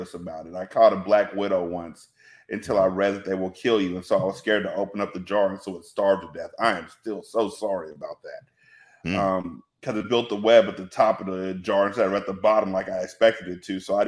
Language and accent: English; California, United States; born there; also born or lived in Washington; My mom, even though I was born here in California, we spent a lot of time in Washington where it rained all the time.